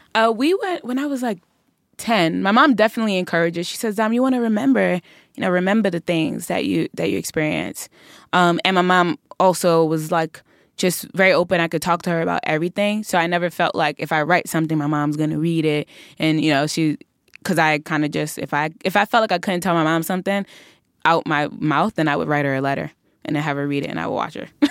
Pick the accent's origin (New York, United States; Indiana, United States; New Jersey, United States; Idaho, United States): New York, United States; New York City; we're always so excited to be from Brooklyn